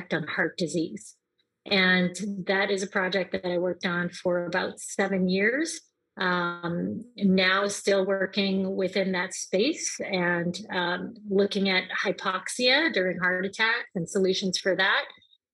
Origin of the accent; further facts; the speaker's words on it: Canada; moved away as an adult; also born or lived in New Orleans, United States; now in United States; I am from Canada, and I moved here to the United States to go to university